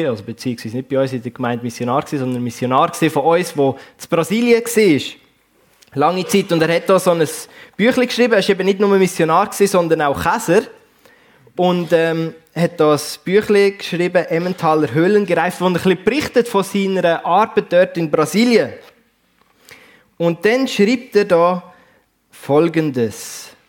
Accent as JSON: {"language": "German", "region": "Basel-Landschaft", "country": "Switzerland", "accent": "Baselbieterdeutsch", "said": "Aber ursprünglich, man hört es vielleicht, komme ich nicht hier aus dem Bernbiet, sondern aus dem Baselbiet. Baselland ähm, ist ein bisschen meine, meine Heimat."}